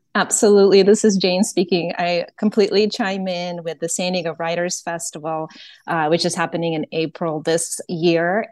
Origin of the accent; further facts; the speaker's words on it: Ukraine; also born or lived in Soviet Union; now in United States; I am originally from Ukraine